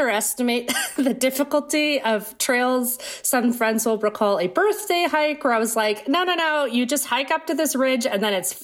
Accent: Maine, United States; moved away as an adult; also born or lived in high desert of California; now in Brooklyn, United States; I'm from Maine, I grew up in Maine

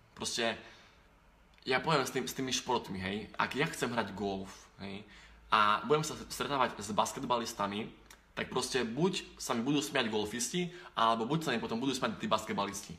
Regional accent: eastern Slovakia, Slovakia; pre nás východňarov

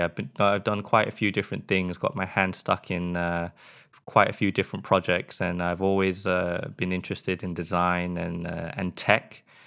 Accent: England, United Kingdom; accent: British; moved away as an adult; now in Sweden; I am from England. If you can't tell from my accent, a lot of people say that my British accent is actually quite mild

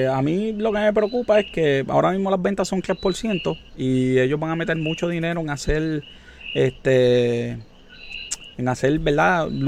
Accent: Puerto Rico; demuestra la capacidad que tenemos como puertorriqueños.

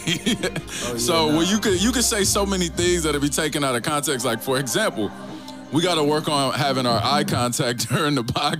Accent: Compton, California, United States; moved away as an adult; also born or lived in Atlanta, Georgia; I'm really from Compton.

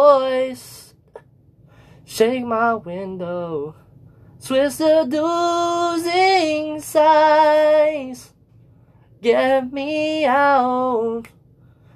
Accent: Kenosha, Wisconsin, United States; moved away as an adult; now in Gary, United States; I'm actually from Kenosha, too

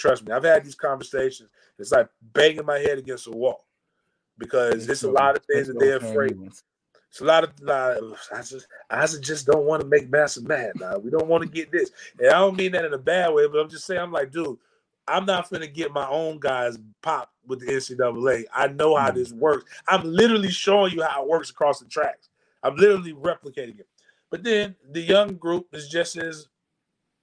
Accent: Tallahassee, Florida, United States; I grew up in Tallahassee

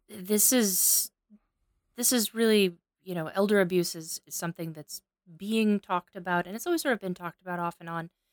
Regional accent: Cape Girardeau, Missouri, United States; filmed right here in my hometown

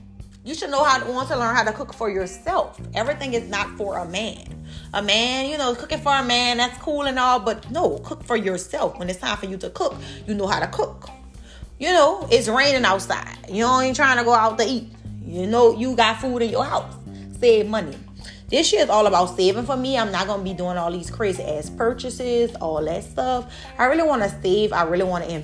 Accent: New Orleans, Louisiana, United States; I'm from New Orleans

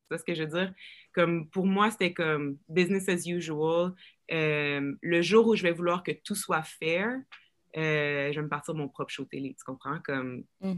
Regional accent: Rouyn-Noranda, Quebec, Canada; accent: joual, keb; now in Montreal, Canada; moi, j'ai grandi à Rouen

